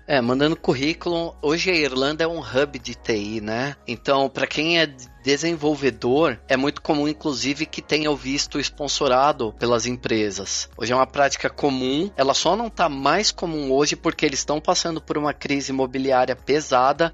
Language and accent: Portuguese; São Paulo, Brazil; moved away as an adult; also born or lived in São Bernardo do Campo, Brazil / Dundalk, Ireland; now in Switzerland; Eu sou de São Paulo, eu fui para São Bernardo com 13 anos, então minha vida aí adolescente e adulta foi toda em São Bernardo